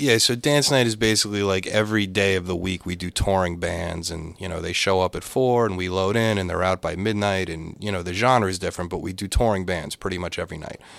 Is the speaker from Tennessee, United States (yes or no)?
no; Boca Raton, Florida, United States; moved away as an adult; now in Boston, United States; I was a tax accountant in Florida, and I grew up in Boca Raton